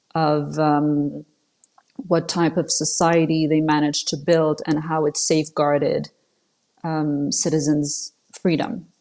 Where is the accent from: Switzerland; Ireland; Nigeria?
Switzerland; first language French; English is a second language; she wanted to raise us in Switzerland in the West, you know, in a free country as opposed to Saudi Arabia